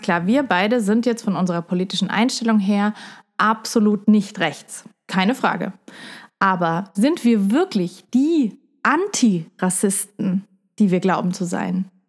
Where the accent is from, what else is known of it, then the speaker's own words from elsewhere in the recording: Heidelberg, Baden-Württemberg, Germany; also born or lived in Puerto Rico; ich bin ja in Puerto Rico aufgewachsen und in Heidelberg